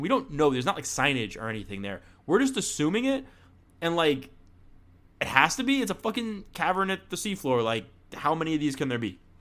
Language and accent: English; Florida, United States; I'm from Florida